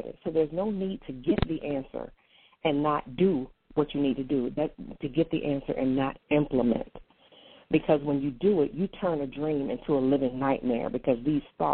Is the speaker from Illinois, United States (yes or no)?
no; North Carolina, United States; also born or lived in Portsmouth; I was born in Portsmouth, spent most of my life in North Carolina, but I was born in Portsmouth.